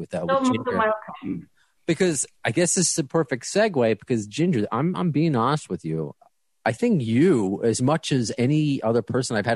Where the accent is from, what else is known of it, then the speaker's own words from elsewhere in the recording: New York, United States; as a New Yorker